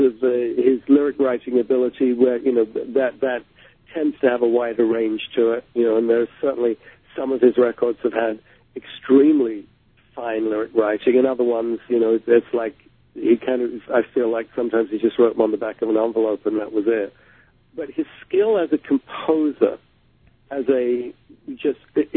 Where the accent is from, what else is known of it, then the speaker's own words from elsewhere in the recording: London, United Kingdom; growing up in London